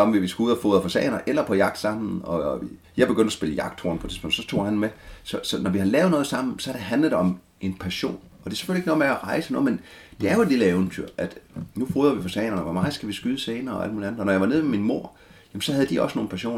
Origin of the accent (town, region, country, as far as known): Denmark; born or raised there